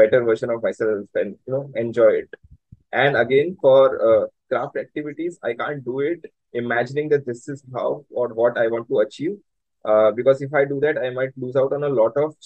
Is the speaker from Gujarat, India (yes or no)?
yes; Surat, Gujarat, India; I was brought up in Surat